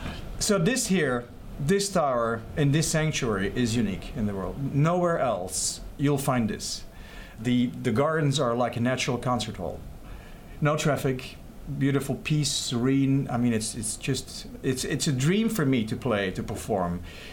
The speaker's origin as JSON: {"language": "English", "country": "Belgium", "tie": "born or raised there", "moved": "as an adult", "lives_now": "Lake Wales, United States", "said": "So I was born in Belgium."}